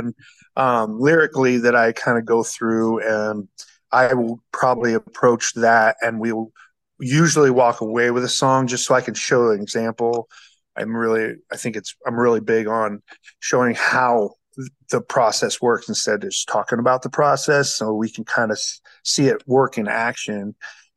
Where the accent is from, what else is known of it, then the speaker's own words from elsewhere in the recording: Guthrie Center, Iowa, United States; now in Jefferson, United States; I grew up in Guthrie Center down the road, so I knew Jefferson fairly well